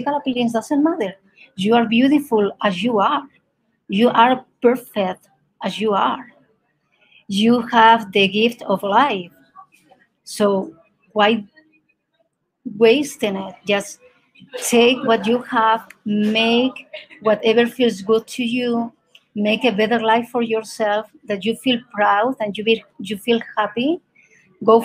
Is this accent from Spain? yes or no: yes; Spain; first language Spanish; English is a second language; moved away as an adult; now in Colorado, United States; I am from Spain originally, but I'm living now in Colorado